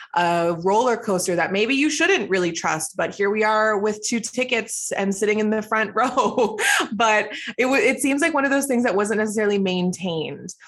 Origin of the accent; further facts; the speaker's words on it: Toronto, Ontario, Canada; also born or lived in Edmonton; I grew up in Scarborough, Ontario, um, so that's where I lived for my entire life